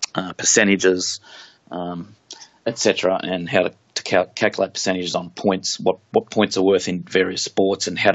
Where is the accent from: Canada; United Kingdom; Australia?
Australia; Central Coast, New South Wales; moved away as an adult; also born or lived in Darwin / Wollongong; I was from Central Coast, just an hour north of Sydney